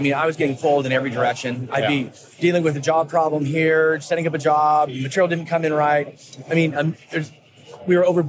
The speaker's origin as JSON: {"language": "English", "area": "south of Portland", "region": "Oregon", "country": "United States", "tie": "born or raised there", "said": "I was born in Portland, grew up south of Portland, and then ended up moving back."}